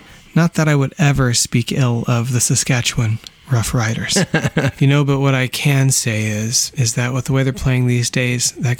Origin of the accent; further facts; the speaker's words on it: United States; moved away; also born or lived in Vancouver area; my wife is Canadian and I'm American